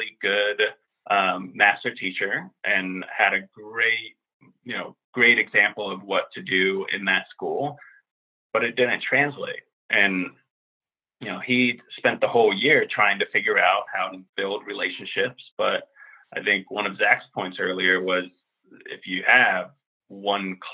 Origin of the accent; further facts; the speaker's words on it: Finland; also born or lived in Europe / New York; now in Washington, D.C. area, United States; a white Finnish guy who's middle-aged